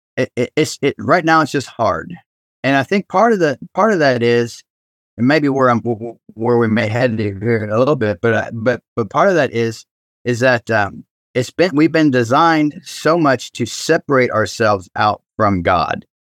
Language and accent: English; Cincinnati, Ohio, United States; I grew up in Cincinnati